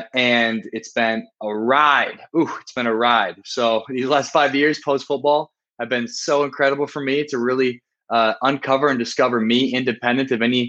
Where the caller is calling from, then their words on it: Rio de Janeiro, Brazil; I'm calling from Rio de Janeiro in Brazil.